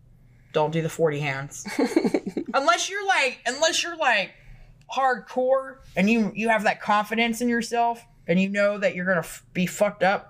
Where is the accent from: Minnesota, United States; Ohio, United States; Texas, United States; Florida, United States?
Florida, United States; I grew up in Florida